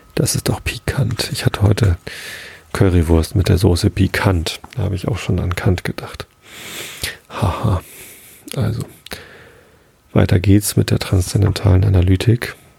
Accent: Hamburg, Germany; als Hamburger

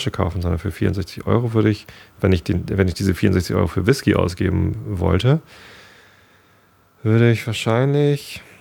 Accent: Hamburg, Germany; Ich wohne auf dem Land. Ich bin zwar Hamburger Jung, aber ich bin hier auf dem Lande groß geworden.

